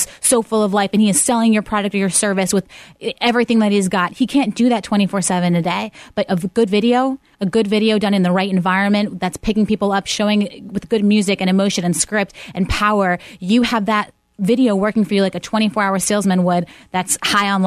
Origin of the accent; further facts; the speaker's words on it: Pittsburgh, Pennsylvania, United States; moved away; I'm born and raised in Pittsburgh.